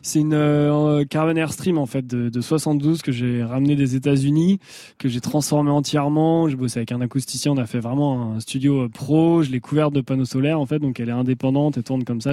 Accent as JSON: {"language": "French", "town": "Angers", "region": "Pays de la Loire", "country": "France", "said": "là d'où je viens, donc Angers, euh, la région de la Loire par là"}